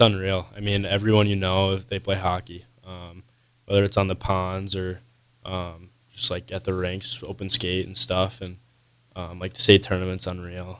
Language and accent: English; Coon Rapids, Minnesota, United States; moved away; I'm from Coon Rapids, Minnesota, which is about twenty-five minutes out from the cities